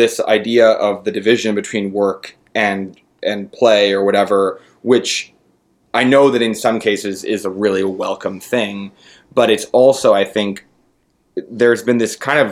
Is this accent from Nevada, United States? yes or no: no; San Francisco, California, United States; I'm from San Francisco, and I'm 31 now. So it was like, you know, in my childhood, I grew up in the 90s